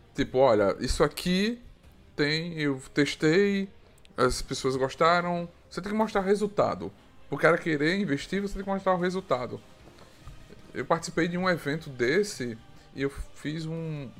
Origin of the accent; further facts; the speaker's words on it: Arapiraca, Alagoas, Brazil; eu sou também do Nordeste, Arapiraca